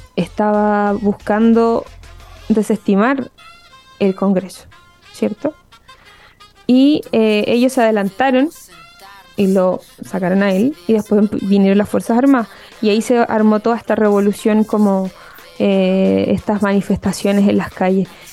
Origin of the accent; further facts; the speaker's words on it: Chile; nosotros como eh, chilenos